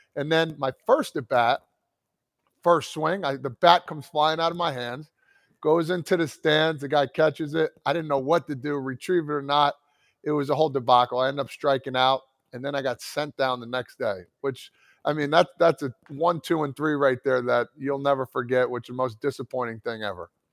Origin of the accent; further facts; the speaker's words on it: New Jersey, United States; growing up in New Jersey